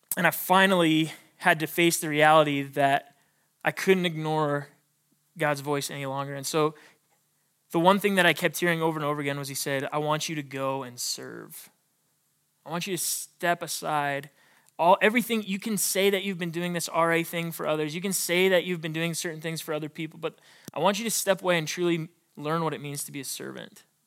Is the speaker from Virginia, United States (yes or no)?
no; Billings, Montana, United States; I was born and raised in Billings, Montana.